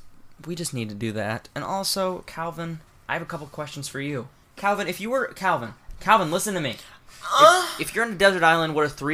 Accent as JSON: {"language": "English", "town": "Saginaw", "region": "Michigan", "country": "United States", "tie": "born there", "said": "I was born in Saginaw, Michigan. Yeah, I was born there."}